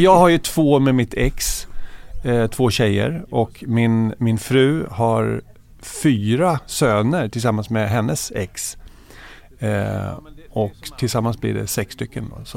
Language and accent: Swedish; Växjö, Kronoberg County, Sweden; also born or lived in Södertälje / Tyresö; min pappa jobb i Växjö i Småland. Så då flyttade familjen ner till Växjö och det var där jag började skola